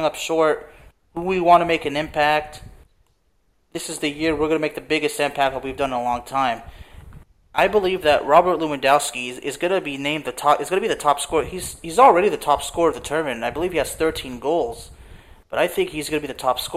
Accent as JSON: {"language": "English", "town": "Lyon", "region": "Auvergne-Rhône-Alpes", "country": "France", "moved": "yes", "said": "I'm from Lyon"}